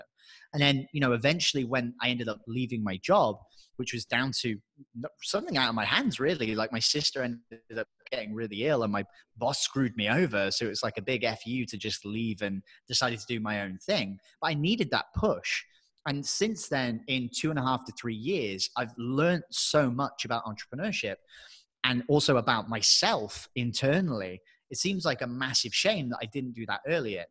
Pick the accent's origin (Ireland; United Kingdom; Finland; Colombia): United Kingdom; England; moved away as an adult; I'm English